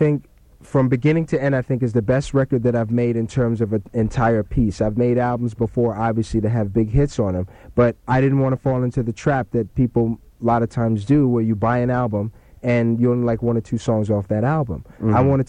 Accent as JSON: {"language": "English", "region": "New York", "country": "United States", "tie": "born or raised there", "also_born_or_lived": "England", "moved": "as an adult", "said": "I was raised in New York until I was about 18, and then came out to L.A. to go to college"}